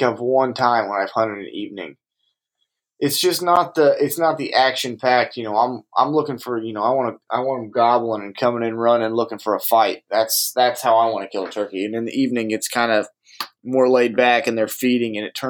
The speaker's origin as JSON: {"language": "English", "region": "Indiana", "country": "United States", "tie": "born or raised there", "said": "growing up in Indiana"}